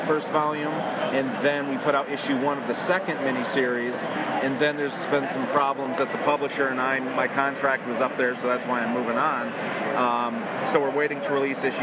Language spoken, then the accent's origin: English; Detroit, Michigan, United States; I'm from Detroit, so a bunch of us Michigan artists come and do this show often.